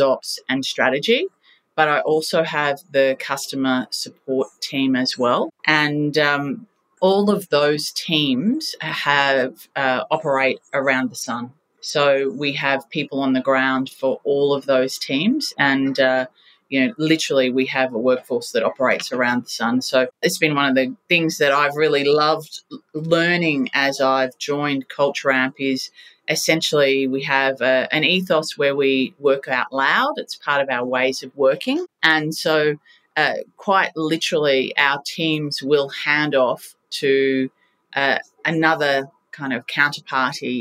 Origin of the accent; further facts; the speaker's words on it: Australia; We are fiercely proud and patriotic Australians